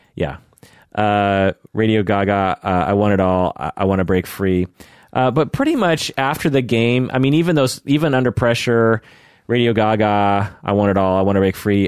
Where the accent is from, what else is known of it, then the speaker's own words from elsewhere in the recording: Pacific Northwest, United States; growing up in the Pacific Northwest, sort of a rock area